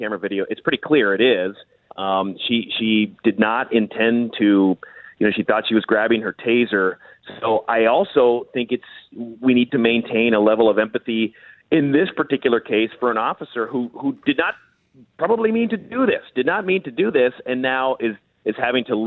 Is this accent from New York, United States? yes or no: no; Minnesota, United States; I grew up here in Minnesota